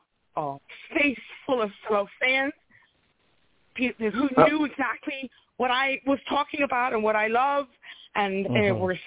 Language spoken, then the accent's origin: English; New York City, New York, United States; I lived in the – we grew up in the South Bronx, actually.